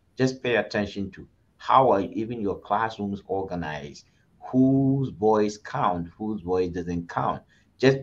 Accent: Ghana; moved away; I grew up in Ghana.

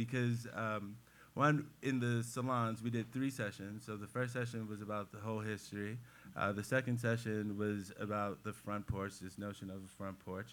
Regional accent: Cleveland, Ohio, United States; I'm a Clevelander through and through. I was born and raised in Cleveland. I went away to college and I came back

